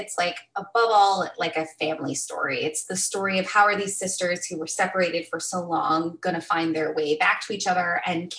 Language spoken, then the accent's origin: English; California, United States; also born or lived in Arizona; We grew up mostly in California and Arizona, and people had a real sort of gut level problem with the way that we presented.